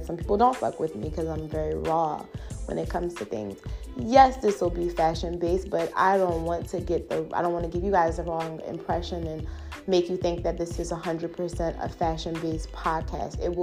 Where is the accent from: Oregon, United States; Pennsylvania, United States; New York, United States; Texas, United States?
Pennsylvania, United States; Philadelphia; I'm from Philly, West Philly to be exact